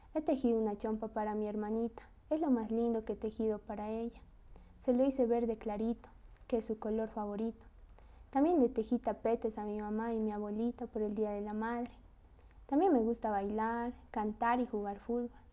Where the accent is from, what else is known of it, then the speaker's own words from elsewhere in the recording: Tarija, Bolivia; also born or lived in Sucre; Yo soy de Cercado Tarija. Con mi familia hemos vivido un año en Sucre, pero prefiero toda la vida vivir en mi pueblo